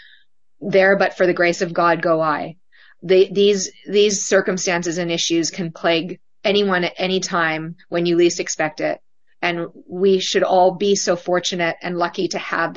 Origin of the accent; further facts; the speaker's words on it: Canada; moved away; I'm from Canada. My husband's from Australia. We grew up in nations that do not have the prevalence of gun culture.